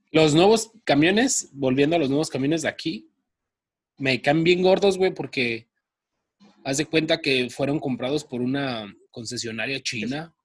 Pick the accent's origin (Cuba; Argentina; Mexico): Mexico; Guadalajara, Jalisco; nosotros somos de Guanatos.